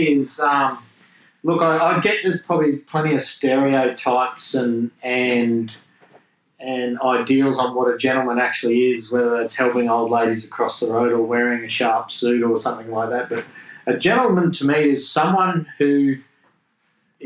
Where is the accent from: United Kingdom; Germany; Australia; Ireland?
Australia; accent: Australian; growing up in Australia and being in that trade environment